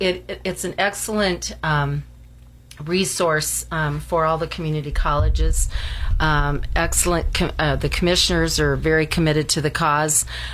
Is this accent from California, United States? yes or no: no; Fort Laramie, Wyoming, United States; also born or lived in Nebraska panhandle; I grew up in Fort Laramie